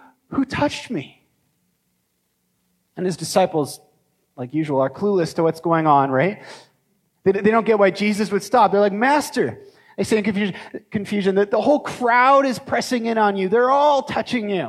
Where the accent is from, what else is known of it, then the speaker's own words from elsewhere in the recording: Canada; as Canadian Christians